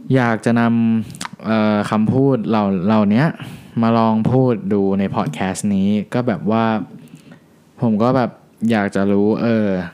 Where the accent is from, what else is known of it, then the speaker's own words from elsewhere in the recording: Thailand; ที่นี่คือบ้านเกิดเรา